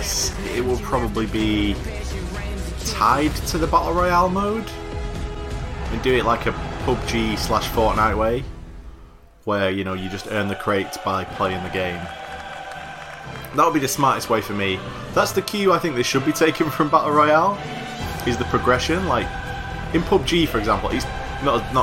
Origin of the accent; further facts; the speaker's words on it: United Kingdom; I'm British.